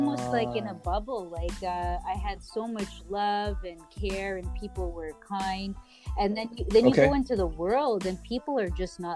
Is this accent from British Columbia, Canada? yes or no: no; Mississauga, Ontario, Canada; Born and raised.